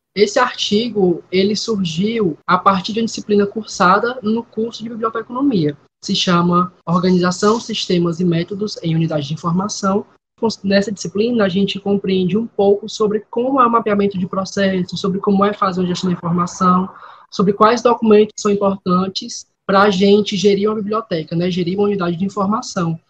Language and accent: Portuguese; Fortaleza, Ceará, Brazil; eu sou nascido For em Fortaleza e também falo no momento de Fortaleza